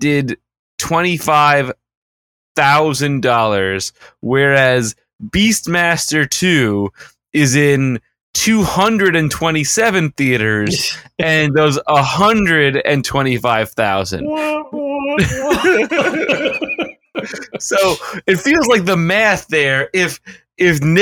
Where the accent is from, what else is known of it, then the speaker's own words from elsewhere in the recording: New York, United States; we're Americans and we're New Yorkers